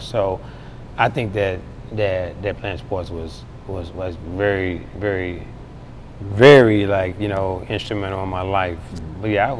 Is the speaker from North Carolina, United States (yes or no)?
yes; Charlotte, North Carolina, United States; You know, Charlotte's an amazing place. You know, when I was younger, I think it was probably a little bit too slow for me because I've always had a fast mentality.